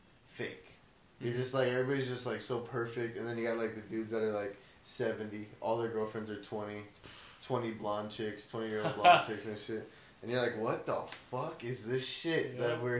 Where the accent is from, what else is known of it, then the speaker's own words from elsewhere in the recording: Blythe, California, United States; I grew up in Blythe.